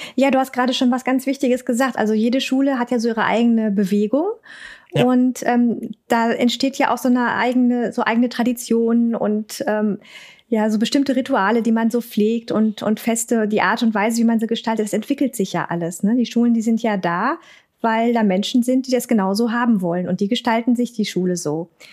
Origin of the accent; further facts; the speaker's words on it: Ruhr area, North Rhine-Westphalia, Germany; accent: Hochdeutsch und Ruhrpott; ich bin nicht so der Dialektmensch. Eher so Hochdeutsch und Ruhrpott